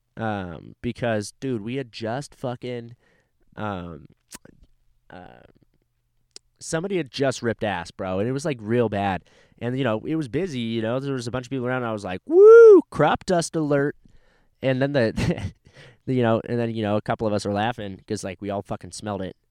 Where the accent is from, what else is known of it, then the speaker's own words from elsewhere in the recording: California, United States; also born or lived in Fort Walton Beach, Florida; now in Texas, United States; moved to California when I was three, and now I live in Texas